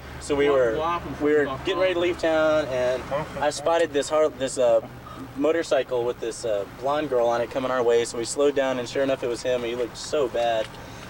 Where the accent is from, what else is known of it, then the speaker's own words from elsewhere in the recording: Little Rock, Arkansas, United States; We're from Little Rock, Arkansas.